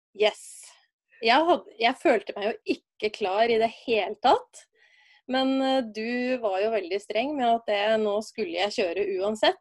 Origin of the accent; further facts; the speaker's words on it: Brumunddal, Innlandet, Norway; Jeg er ei dame fra Brumunddal